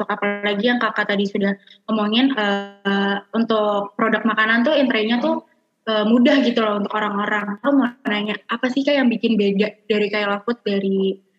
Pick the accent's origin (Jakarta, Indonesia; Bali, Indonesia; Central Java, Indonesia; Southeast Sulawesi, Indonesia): Jakarta, Indonesia; Karena emang aku juga sebagai orang Jakarta, aku kan juga suka makan seblak ya kak.